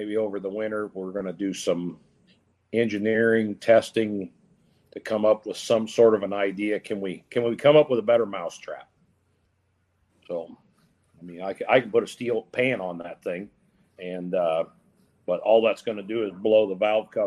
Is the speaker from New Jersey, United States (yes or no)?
no; Napoleon, Ohio, United States; being my hometown, home state